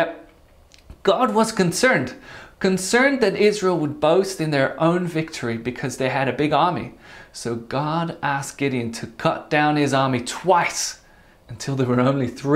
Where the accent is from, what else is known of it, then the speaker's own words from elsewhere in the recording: Netherlands; I was born in the Netherlands and grew up there